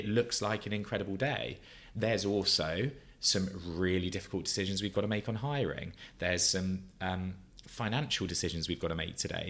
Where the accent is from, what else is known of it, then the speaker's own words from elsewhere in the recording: Brighton, South East England, United Kingdom; moved away; my hometown from Brighton, South Coast